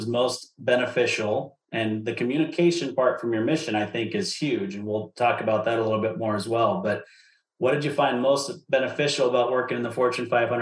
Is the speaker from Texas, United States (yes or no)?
no; Utah, United States; I grew up in Utah